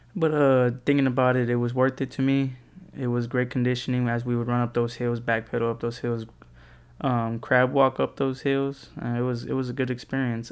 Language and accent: English; San Antonio, Texas, United States; also born or lived in College Station, Texas; I come from San Antonio, Texas